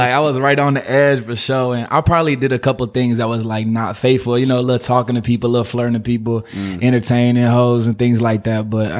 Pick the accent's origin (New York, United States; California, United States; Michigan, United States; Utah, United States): California, United States; Oakland; also born or lived in Berkeley; I'm from here. I'm from Oakland and Berkeley.